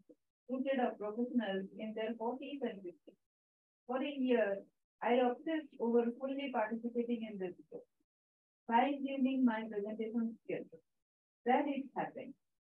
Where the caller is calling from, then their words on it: Sweden; So that was my daughter, and we're calling from Sweden